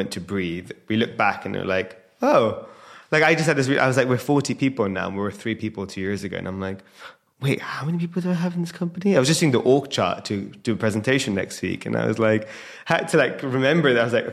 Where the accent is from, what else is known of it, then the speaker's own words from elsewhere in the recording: London, United Kingdom; I'm obviously born and raised in London